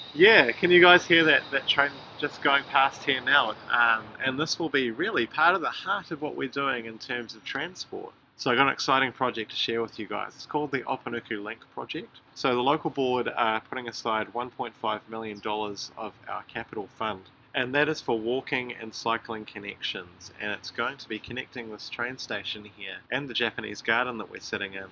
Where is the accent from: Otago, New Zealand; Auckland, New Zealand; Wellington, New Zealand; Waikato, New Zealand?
Auckland, New Zealand; I grew up in Kelston, and Henderson was always seen as the exciting place to go when I was a young kid